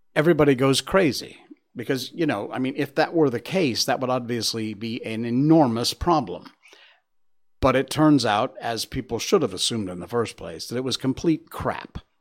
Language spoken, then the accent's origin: English; Connecticut, United States; Connecticut. That's my home state